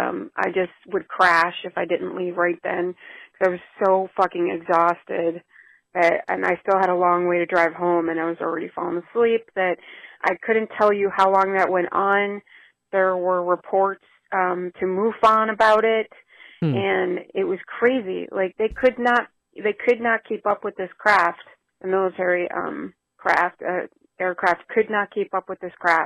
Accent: Chicago, Illinois, United States; moved away; It's been so long since I lived in Chicago. That's where I grew up. So I'm from the Chicago area

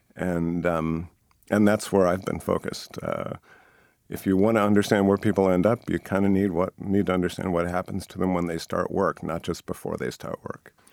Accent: Boston, Massachusetts, United States; I grew up here in Boston in the suburb

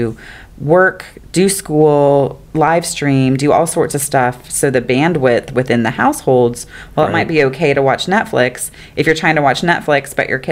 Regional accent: Fellsmere, Florida, United States; I'm from Fellsmere, so Vero Beach and Sebastian are the big city to me

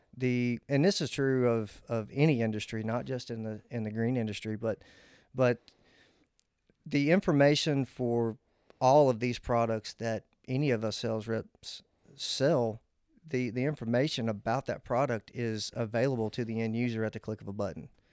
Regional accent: Old Hickory, Tennessee, United States; I'm, I'm from Old Hickory, Tennessee. I actually grew up across the street from Old Hickory Country Club

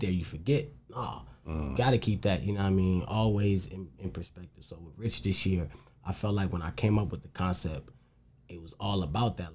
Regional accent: St. Paul, Minnesota, United States; I grew up in St. Paul, like the capital of the city

